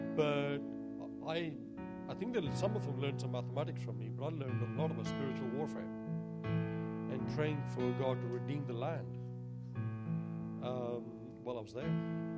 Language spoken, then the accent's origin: English; United Kingdom; moved away; I'm British